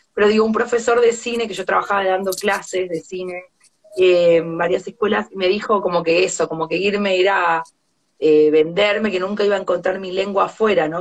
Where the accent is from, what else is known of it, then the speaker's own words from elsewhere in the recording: Argentina; also born or lived in Buenos Aires; now in France; somos argentinos